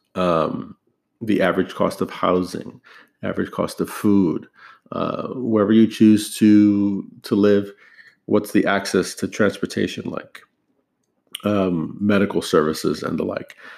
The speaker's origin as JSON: {"language": "English", "country": "United States", "tie": "born or raised there", "said": "I'm an American, um, born and raised here"}